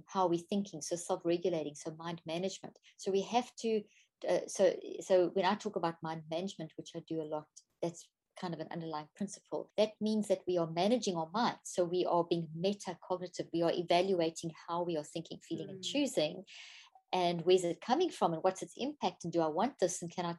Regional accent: South Africa; moved away as an adult; also born or lived in Zimbabwe; now in United States; I was born in Zimbabwe, Africa, and grew up in South Africa, and I've been in the States for the last 13 years now.

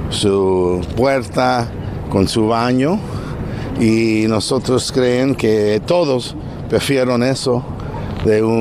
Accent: El Salvador; now in Los Angeles, United States; que regresamos a nuestro parque, donde venimos cuando venimos de nuestros países, de Centroamérica, yo vine de El Salvador, y se siente bonito que eso está siendo revitalizado.

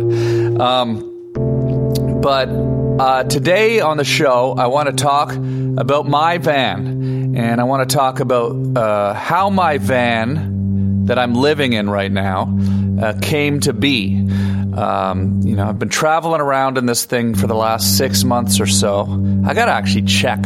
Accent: Canada; now in Los Angeles, United States; I'm Canadian

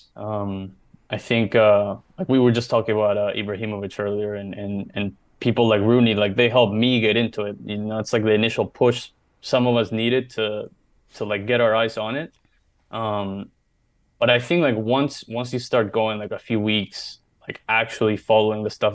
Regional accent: Maryland, United States; we grew up in Maryland

